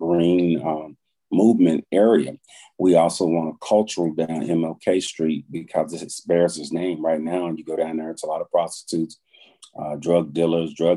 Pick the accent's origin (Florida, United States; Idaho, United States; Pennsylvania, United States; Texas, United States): Texas, United States; Dallas; I'm from Dallas.